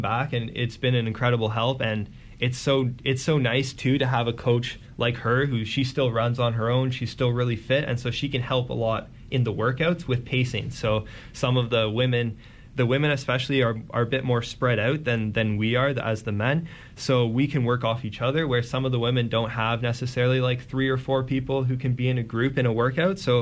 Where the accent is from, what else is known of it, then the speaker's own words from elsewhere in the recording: Guelph, Ontario, Canada; I'm from Guelph, and the commute to Hamilton is quite a bit